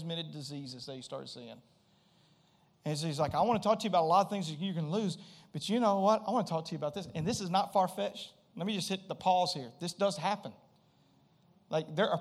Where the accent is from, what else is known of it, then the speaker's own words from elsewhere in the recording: Springhill, Louisiana, United States; I grew up in Louisiana